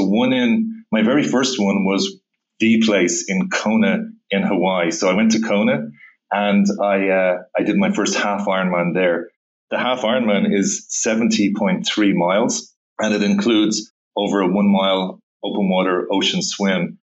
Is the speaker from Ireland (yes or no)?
yes; Dublin, Leinster, Ireland; In Dublin, Ireland.